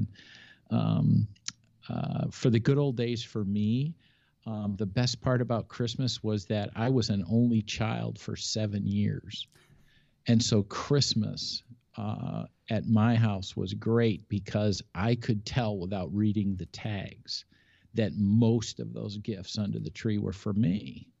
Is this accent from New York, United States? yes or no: yes; Buffalo, New York, United States; I was born and raised in Buffalo. And so we had a ton of family in Buffalo.